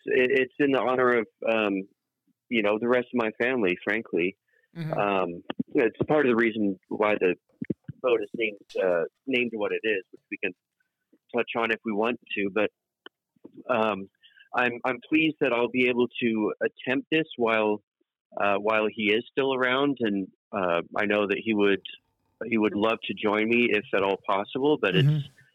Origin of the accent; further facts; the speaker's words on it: England, United Kingdom; born there; So as we've now established, we are, I am English born, 100% English blood. And in England, it's very common for houses to have names as their official address.